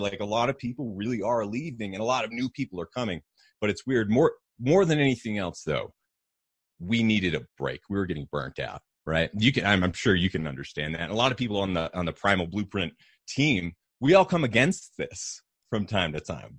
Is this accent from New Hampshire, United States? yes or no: yes; New Hampshire, United States; moved away; also born or lived in Austin, Texas; I grew up in New Hampshire, um, in, in kind of a tiny mountainous community